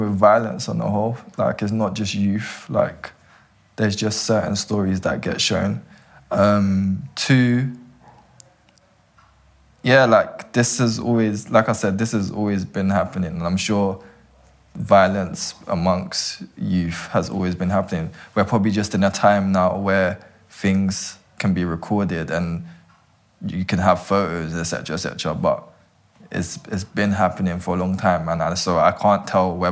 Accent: London, United Kingdom

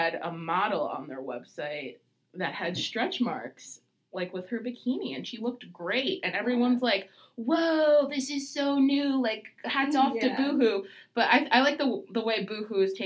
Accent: Australia; accent: Australian; Sometimes you'll hear us in Australian. That's just because we are Australian

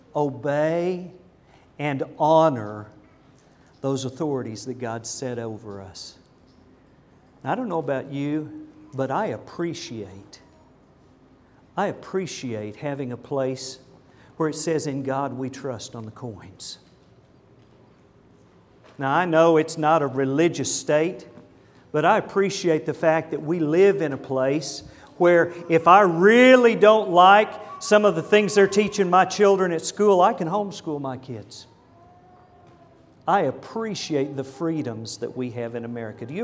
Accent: United States; I'm an American and I'm proud

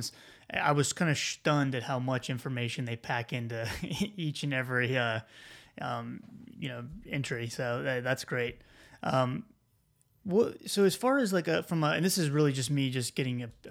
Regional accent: South Carolina, United States; you hear me say y'all, I'm from South Carolina.

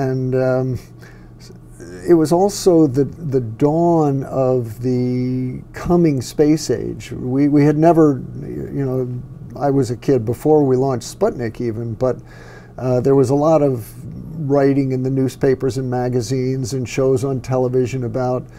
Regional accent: United States; also born or lived in New York City; I was born in New York City and lived there for the first 7 years. Then we moved up to the suburbs, but frequently went back into the city.

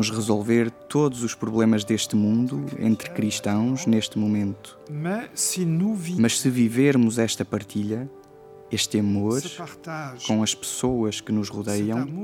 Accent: Luxembourg; Sinto-me mais rico como luxemburguês

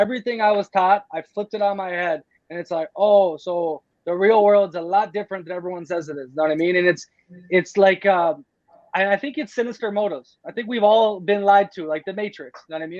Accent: United States; moved away; also born or lived in Playa del Carmen; I am beyond blessed and grateful to be born in America when I was born in America

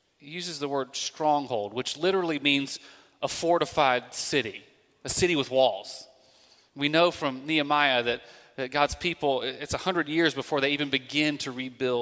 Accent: Alabama, United States; although I am from Alabama, I did not grow up on a farm

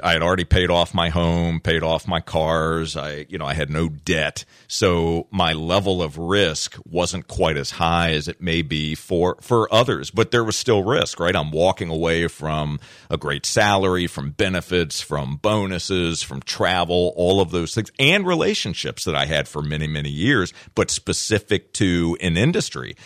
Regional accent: Virginia, United States; I grew up in Virginia

